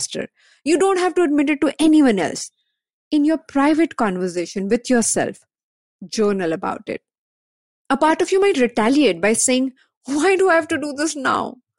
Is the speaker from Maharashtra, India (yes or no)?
yes; Mumbai, Maharashtra, India; I'm born and brought up in Bombay.